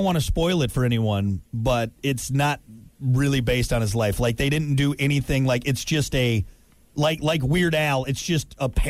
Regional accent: United States; I'm American.

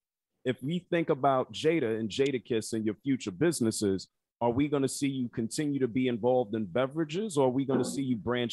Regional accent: Yonkers, New York, United States; I'm from Yonkers.

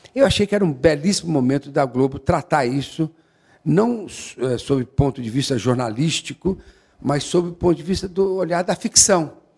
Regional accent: Guaxupé, Minas Gerais, Brazil; moved away; also born or lived in São Paulo; Eu nasci em São Paulo e com menos de um ano meu pai, eh, meu avô morreu e meu pai então foi tomar conta da fazenda em, em Guaxupé. Então assim a noção de vida e a primeira vez que eu entendi o que que era estar no planeta Terra foi em Guaxupé

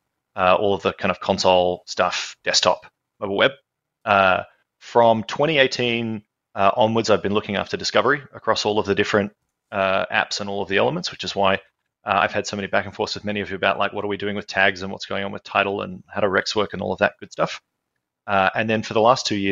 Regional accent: Australia; Yes, indeed, I am

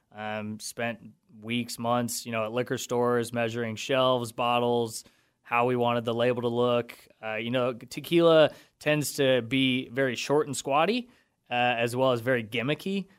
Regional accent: Wichita, Kansas, United States; also born or lived in Denver; I'm from Wichita. Uh, I actually went to school my entire life right next door at the independent school.

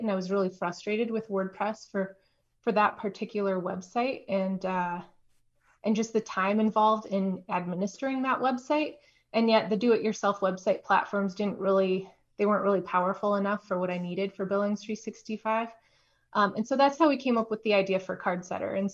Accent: Baker, Montana, United States; now in Missoula, United States; I'm originally from Baker, Montana, which is a tiny little town in the southeast corner of the state

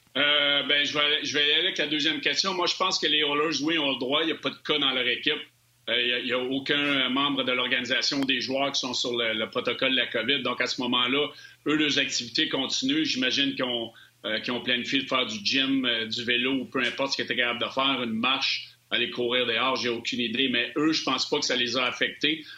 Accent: Sherbrooke, Quebec, Canada; je viens de Sherbrooke

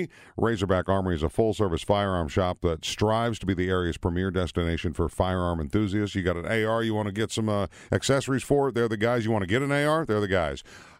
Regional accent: Minnesota, United States; moved away; I grew up in Minnesota a lot of my youth, and so snow is not really a bother.

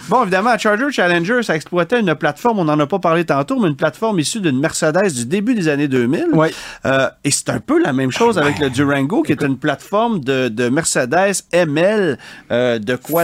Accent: Quebec, Canada; chez nous au Québec

